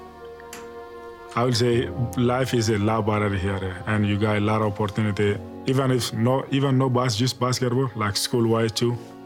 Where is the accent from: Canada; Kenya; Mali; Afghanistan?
Mali; now in United States; I'm from Mali, West Africa.